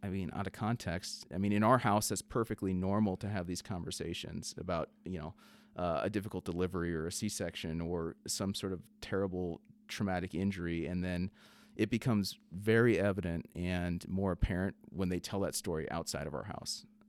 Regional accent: South Dakota, United States; my upbringing growing up in South Dakota

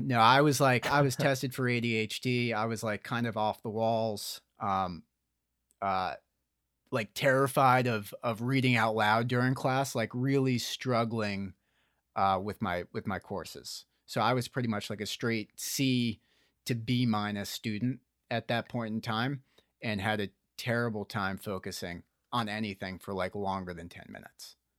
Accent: Morristown, New Jersey, United States; I was in Morristown, New Jersey

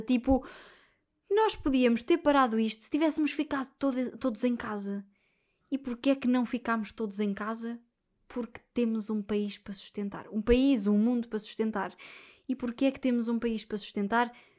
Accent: Portugal; sendo portuguesa

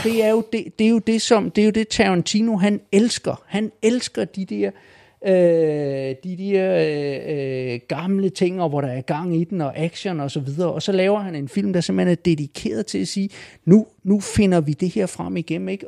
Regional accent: Falster, Zealand, Denmark; jeg er nede fra Falster

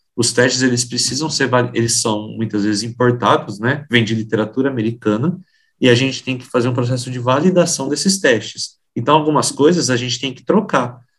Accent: Maringá, Paraná, Brazil; moved away as an adult; also born or lived in Foz do Iguaçu; now in São Paulo, Brazil; Eu me formei na Universidade Estadual de Maringá, que é a minha cidade natal

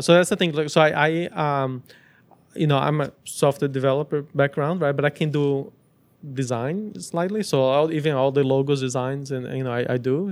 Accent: Brazil; also born or lived in United States; now in Montreal, Canada; I grew up in Brazil

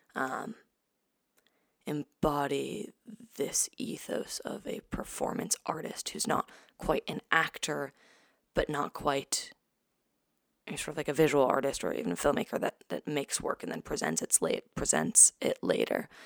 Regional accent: New York City, New York, United States; also born or lived in San Francisco, California; I was born in San Francisco, um, moved to New York, to Brooklyn when I was two with my family, um, and grew up there, lived there ever since

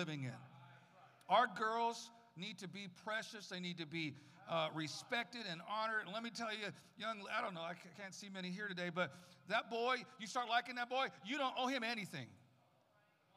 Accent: San Francisco, California, United States; also born or lived in Tucson, Arizona; now in Arizona, United States; I was raised mostly in Arizona, mostly California until I was about 8 or 9

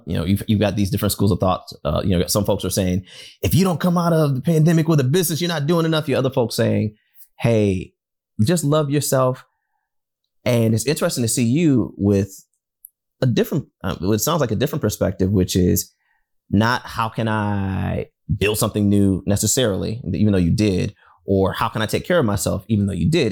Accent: Detroit, Michigan, United States; growing up in Detroit and being a, a Wolverine fan my entire life

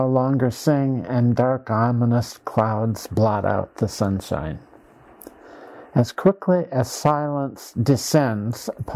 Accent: Dysart, Iowa, United States; my hometown of Dysart, Iowa

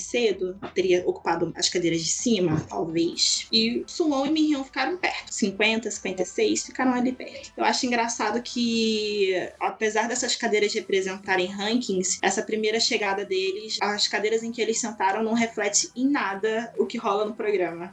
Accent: Rio de Janeiro, Brazil; Eu sou do Rio

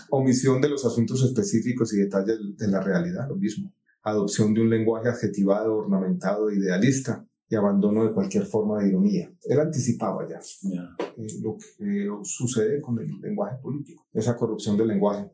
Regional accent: Colombia

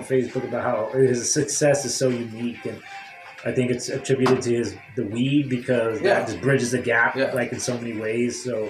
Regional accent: California, United States; I'm from Cali

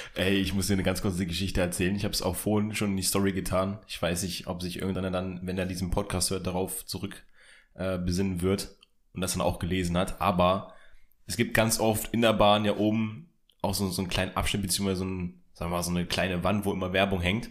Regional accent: Hildesheim, Lower Saxony, Germany; moved away; in der Heimatstadt, wo ich herkomme, in Hildesheim.

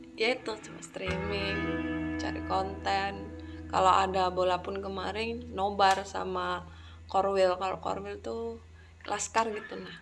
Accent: Ngawi, East Java, Indonesia; now in Yogyakarta, Indonesia; Aku asal dari Ngawi dan sekarang stay di Jogja

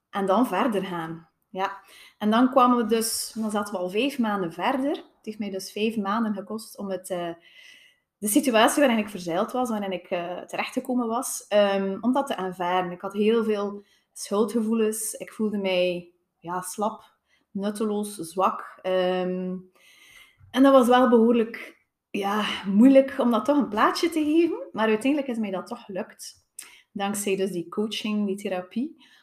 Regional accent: Tielt, Flanders, Belgium; Uh, eh, ik ben afkomstig van Tielt.

